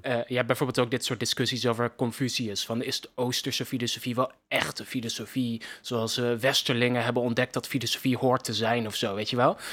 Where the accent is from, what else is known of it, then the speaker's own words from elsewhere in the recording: Netherlands; als Nederlanders